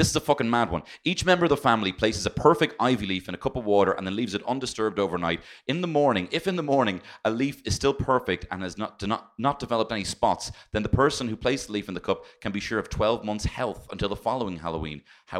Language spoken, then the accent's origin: English; Ireland